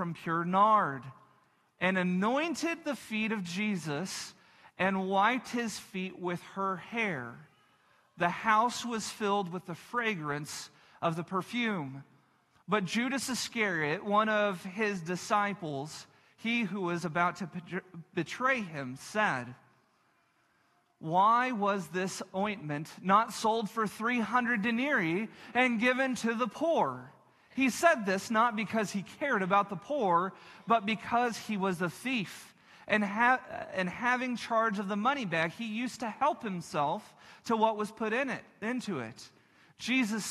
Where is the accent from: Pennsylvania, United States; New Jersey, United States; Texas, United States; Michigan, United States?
Texas, United States; Texas Panhandle, United States; I grew up in the Texas Panhandle